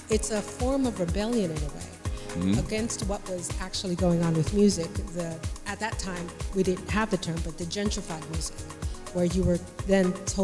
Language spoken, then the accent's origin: English; Paterson, New Jersey, United States; now in Jersey City, United States; I'm originally from Patterson